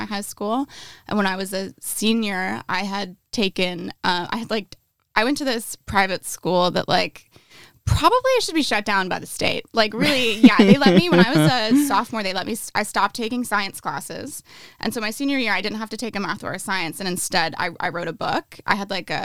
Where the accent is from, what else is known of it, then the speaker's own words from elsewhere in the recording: rural upstate New York, United States; now in Los Angeles, United States; I'm from like rural upstate New York